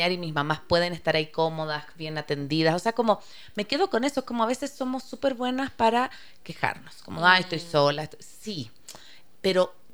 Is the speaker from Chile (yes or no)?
yes; Chile; moved away as an adult; como yo me vine de Chile muy vieja, así como no vieja, pero los 35 ya tenía mis amigas allá